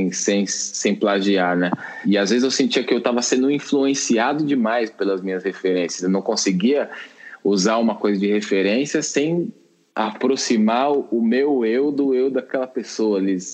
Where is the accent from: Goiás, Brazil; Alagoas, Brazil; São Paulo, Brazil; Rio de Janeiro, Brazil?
São Paulo, Brazil; born there; also born or lived in Minas Gerais; ainda saí da casa da minha mãe, né, com 17 anos, lá em Minas, né, que tava morando lá, sou nascido em São Paulo, mas estava morando lá.